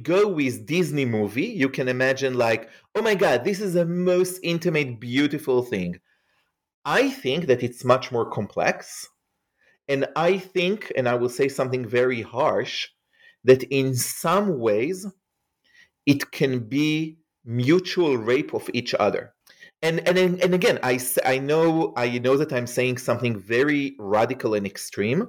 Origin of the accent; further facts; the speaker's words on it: Israel; moved away; as you can hear probably from my accent, I am not an American. I grew up in Israel